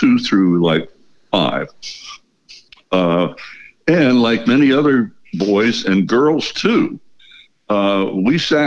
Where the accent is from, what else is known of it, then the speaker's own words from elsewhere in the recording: United States; born and raised in the United States